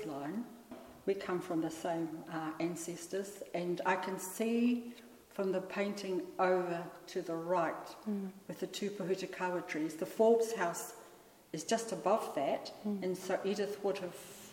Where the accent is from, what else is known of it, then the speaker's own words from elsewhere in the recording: Waipapa, near Kawhia, Waikato, New Zealand; We come from Waipapa, which is that pa just before Kawhi